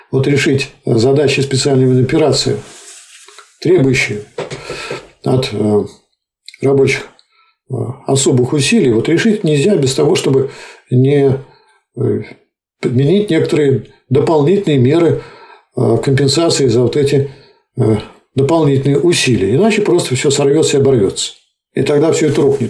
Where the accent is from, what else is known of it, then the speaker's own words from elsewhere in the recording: Nizhny Novgorod, Nizhny Novgorod Oblast, Russia; Я, например, как нижегородец